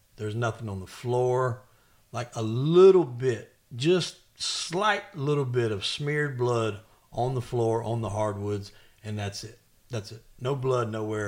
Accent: the South, United States; I'm from the South

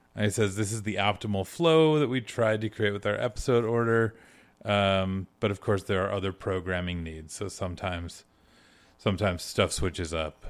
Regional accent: Michigan, United States; moved away; I'm originally from Michigan

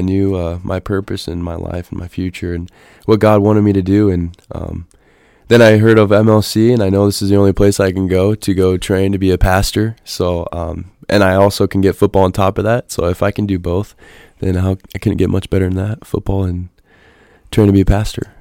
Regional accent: Nebraska, United States; moved away; I was born and raised in Nebraska on a farm.

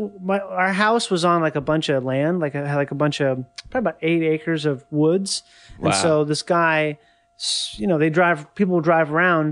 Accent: Rochester, Minnesota, United States; born or raised there; moved away

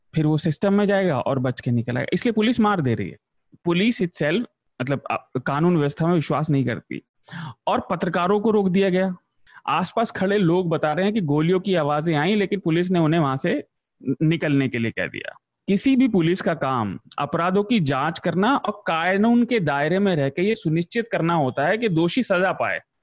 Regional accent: western Uttar Pradesh, India; मैं पश्चिमी उत्तर प्रदेश से आता हूँ

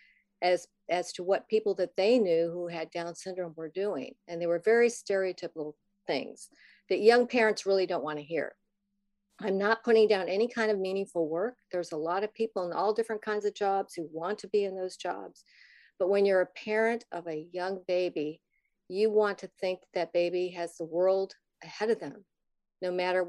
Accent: Midwest, United States; moved away as an adult; now in Virginia, United States; But I grew up in the Midwest. I live in Virginia now. I came here a long time ago to go to college.

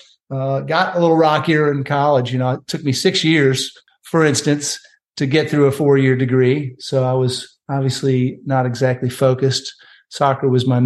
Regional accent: Chicago, Illinois, United States; moved away as an adult; also born or lived in Columbia, South Carolina; I moved from at age 18 from Chicago all the way to Columbia, South Carolina

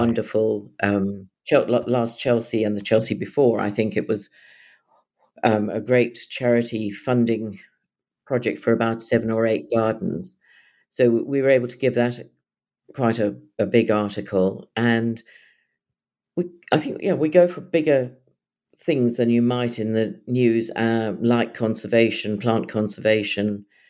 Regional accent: South Africa; also born or lived in London; now in Suffolk, United Kingdom; my growing up in South Africa where the skies are very wide

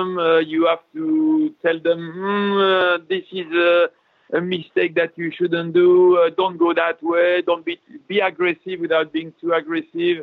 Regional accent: France; I'm a French guy

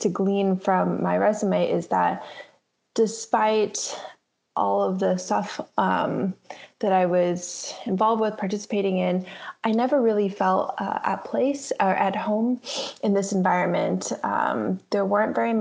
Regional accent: Bay Area, California, United States; I grew up in the Bay Area

